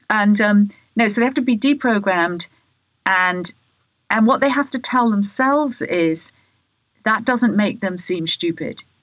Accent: England, United Kingdom; when I was a child growing up in England

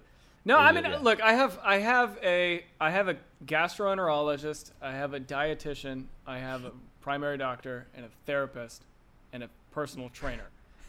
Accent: Florida, United States; moved away; I'm from Florida

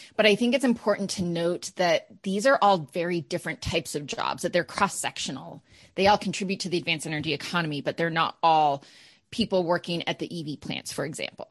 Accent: Maine, United States; being from Maine

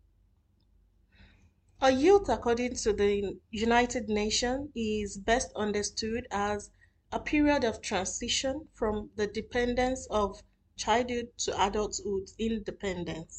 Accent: Nigeria; moved away as an adult; now in Doha, Qatar; I am a Nigerian living in Doha, Qatar

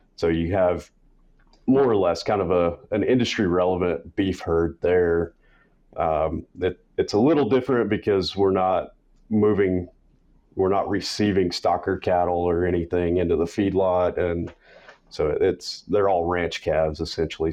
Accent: West Texas, United States; I grew up in West Texas, rural area

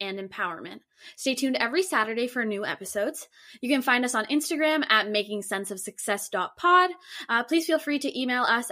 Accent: Canada; I'm Canadian

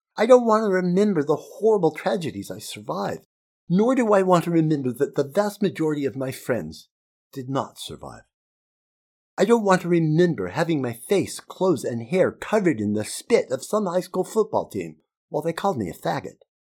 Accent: Utah, United States; Growing up in Utah in the nineteen sixties and seventies

